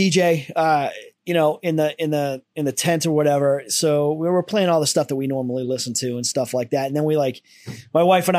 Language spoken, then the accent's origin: English; United States; I'm an American.